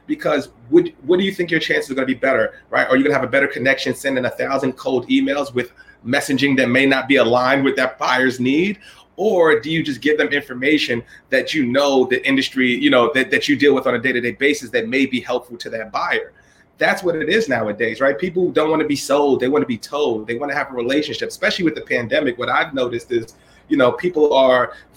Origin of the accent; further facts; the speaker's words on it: New York City, New York, United States; from the Bronx, from Evander Childs High School